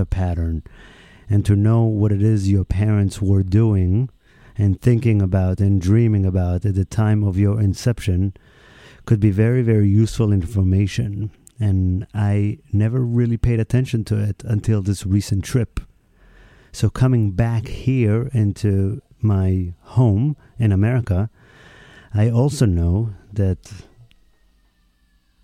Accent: Israel; moved away; my home country, Israel

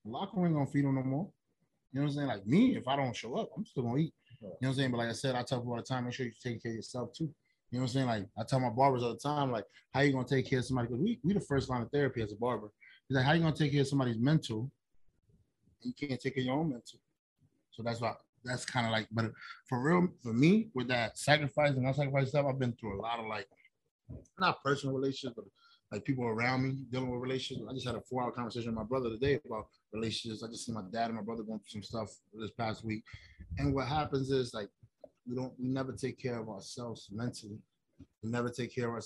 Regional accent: Philadelphia, Pennsylvania, United States; I'm from Philly

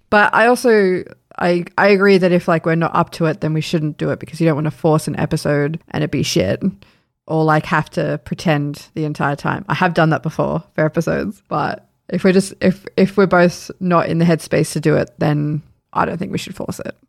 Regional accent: Sydney, New South Wales, Australia; moved away; we're from Sydney and we know, like, our families are in New South Wales

